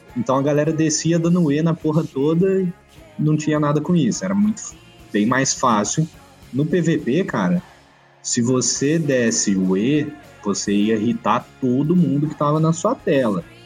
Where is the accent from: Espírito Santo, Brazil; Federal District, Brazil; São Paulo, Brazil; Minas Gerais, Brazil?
São Paulo, Brazil; Batatais; da minha cidade, de Batatais